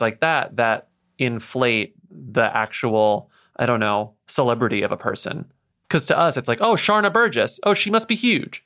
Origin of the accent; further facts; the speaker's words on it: United States; we are American podcasters recording our podcasts from America